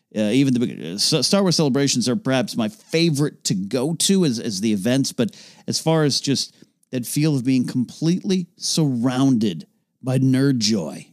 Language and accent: English; Arroyo Grande, California, United States; moved away; my hometown of the Arroyo Grande, California